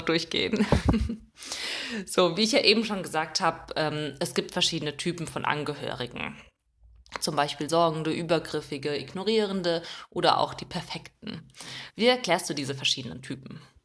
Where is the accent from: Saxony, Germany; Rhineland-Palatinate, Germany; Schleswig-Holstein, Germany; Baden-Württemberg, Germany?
Rhineland-Palatinate, Germany; Mainz; wir kommen beide aus Mainz